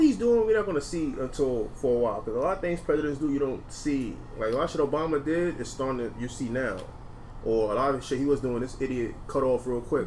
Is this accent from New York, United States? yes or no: yes; New York City, New York, United States; We're from New York